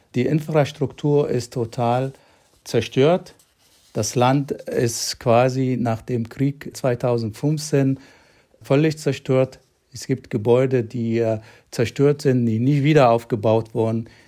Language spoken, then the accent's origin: German; Aden, Yemen; now in Germany; Ich bin eigentlich in einem Dorf in der Nähe von Aden geboren, 1962